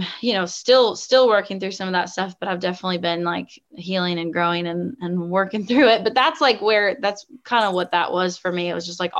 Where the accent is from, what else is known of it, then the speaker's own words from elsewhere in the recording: the Northwest of the United States, Pacific Northwest, United States; also born or lived in the South (US); now in Southern United States; growing up in the Northwest, of the United States